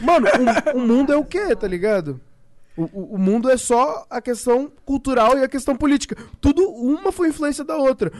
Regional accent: Brazil; a gente é brasileiro

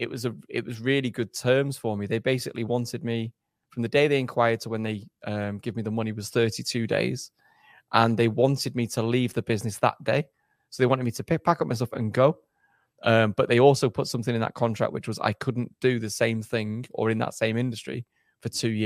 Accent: England, United Kingdom; also born or lived in Germany; Actually, I was born in Germany. My dad's a soldier, so my dad was posted overseas. So I was born in Germany, and then I did my schooling in England, essentially.

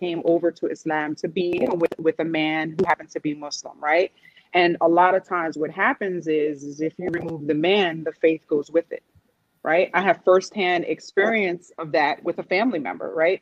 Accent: New York City, New York, United States; I'm from New York City

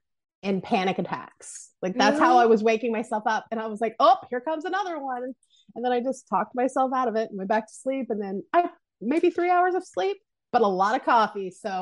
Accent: Southern Illinois, United States; I'm like from Southern Illinois, but I'm not that Southern Illinois.

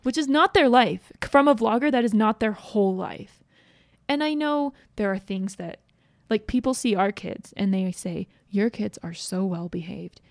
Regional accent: East Coast, United States; now in Utah, United States; I grew up on the East Coast

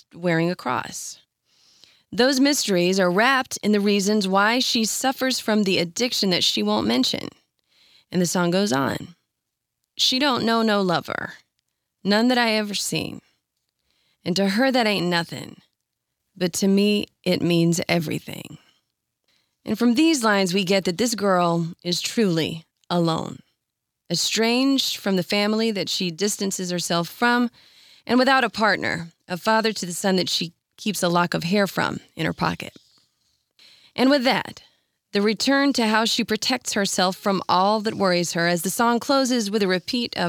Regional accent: North Carolina, United States; I grew up in North Carolina

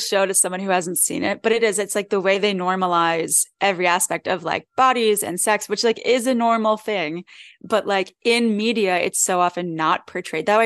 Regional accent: Philadelphia, Pennsylvania, United States; accent: Philly; sound like I'm from Philly

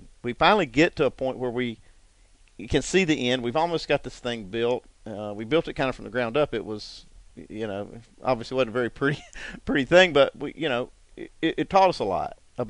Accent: Newton, North Carolina, United States; I grew up in Hickory, or just not far from there, Newton, North Carolina, right behind the track, 4 or 5 miles away.

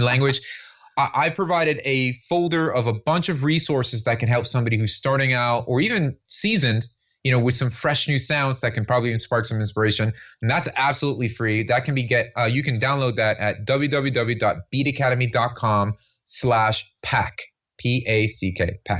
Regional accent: Miami, Florida, United States; I was born and raised here in Miami, Florida

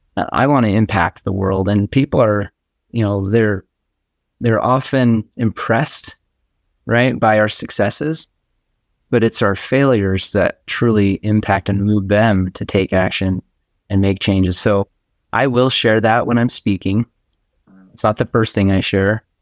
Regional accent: Boise, Idaho, United States; I live in Boise, Idaho

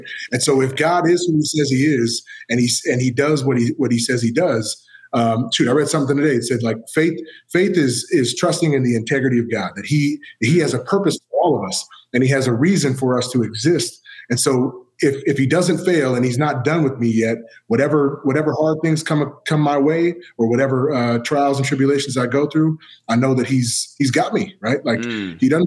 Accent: San Diego, California, United States; I was born in San Diego

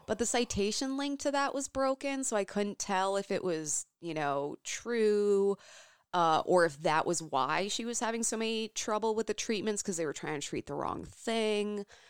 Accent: Champaign, Illinois, United States; now in Minnesota, United States; That is my hometown.

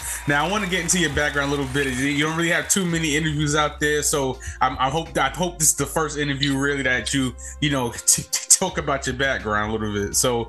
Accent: New York, United States; I'm from New York.

